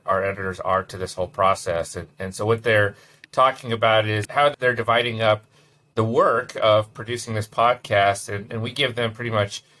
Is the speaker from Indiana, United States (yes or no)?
yes; Indiana, United States; when I grew up in Indiana